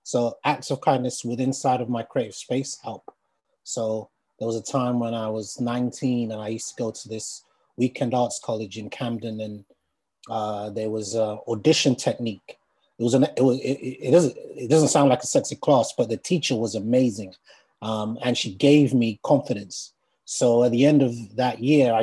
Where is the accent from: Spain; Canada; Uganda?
Uganda; now in London, United Kingdom; I'm from Uganda originally. I live in London.